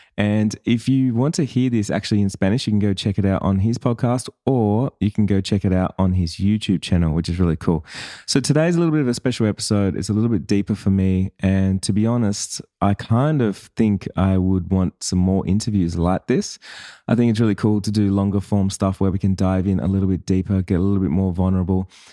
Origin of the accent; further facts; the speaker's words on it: Sydney, New South Wales, Australia; I was born in Sydney